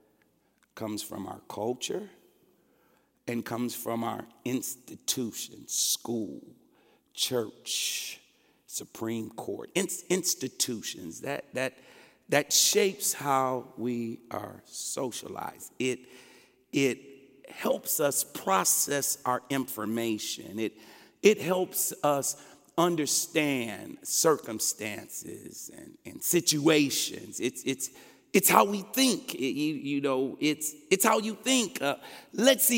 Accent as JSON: {"language": "English", "town": "Detroit", "region": "Michigan", "country": "United States", "moved": "yes", "lives_now": "Des Moines, United States", "said": "I'm from Detroit, Michigan, 95% black. But I have to bring my cycle of socialization to Des Moines, Iowa, which is 95% white."}